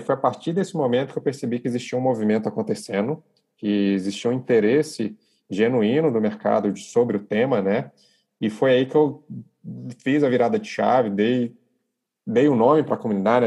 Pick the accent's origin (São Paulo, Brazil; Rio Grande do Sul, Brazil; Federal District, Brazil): Federal District, Brazil; Brasília; moved away as an adult; now in Rio de Janeiro, Brazil; nasce em Brasília, sou de Brasília, em 2012, eu me mudo para o Rio de Janeiro